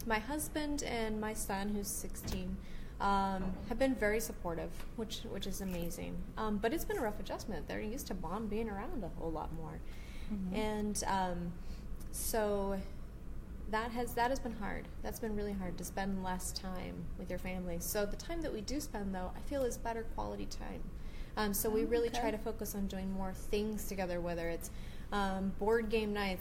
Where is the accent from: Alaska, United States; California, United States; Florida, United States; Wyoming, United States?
Alaska, United States; I was born and raised in Alaska. Oh, I've lived my whole life here.